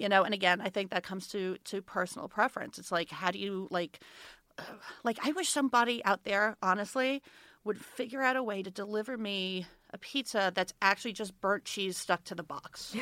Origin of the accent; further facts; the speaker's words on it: New York, United States; I grew up in New York. I grew up in Brooklyn